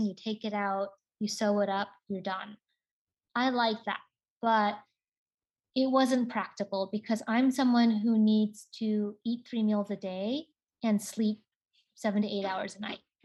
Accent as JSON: {"language": "English", "town": "Seattle", "region": "Washington", "country": "United States", "tie": "born or raised there", "said": "I grew up in Seattle, Washington"}